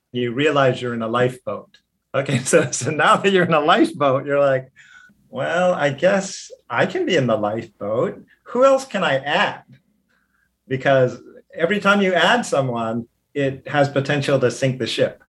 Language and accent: English; Hawaii, United States; moved away as an adult; also born or lived in Los Angeles; I was born in Hawaii. I grew up here